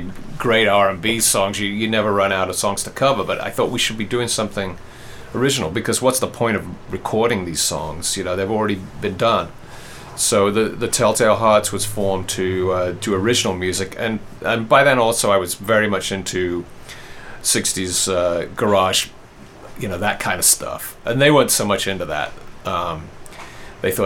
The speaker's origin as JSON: {"language": "English", "region": "England", "country": "United Kingdom", "tie": "born or raised there", "moved": "yes", "said": "I grew up in England."}